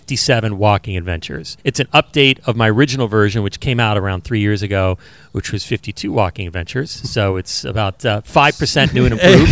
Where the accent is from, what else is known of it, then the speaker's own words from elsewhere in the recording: Los Angeles, California, United States; I've lived in Los Angeles my whole life.